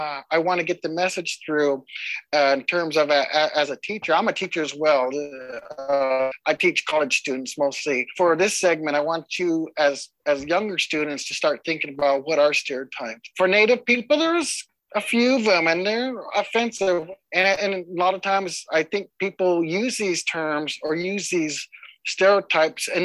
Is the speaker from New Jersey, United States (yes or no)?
no; Lapwai, Idaho, United States; I'm from the Nez Perce tribe up in Lapway, Idaho